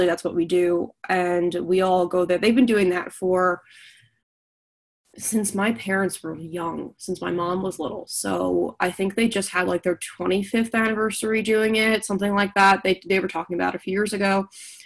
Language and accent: English; New York, United States; now in Pittsburgh, United States; I'm originally from New York